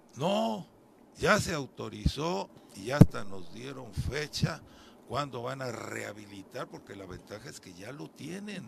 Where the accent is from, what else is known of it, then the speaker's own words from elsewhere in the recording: Cuautla, Morelos, Mexico; yo soy de Cuautla